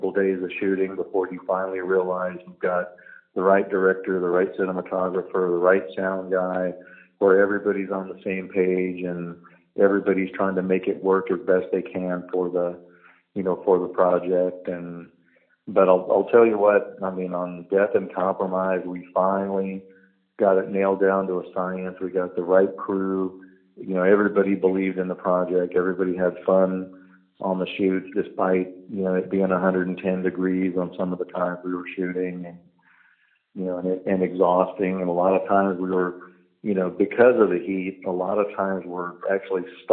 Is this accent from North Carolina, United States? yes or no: no; San Antonio, Texas, United States; I'm from San Antonio, Texas